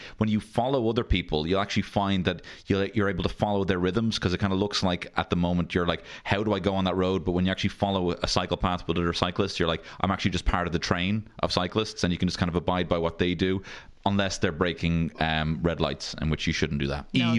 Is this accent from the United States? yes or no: no; Dublin, Leinster, Ireland; I grew up on Griffith Avenue.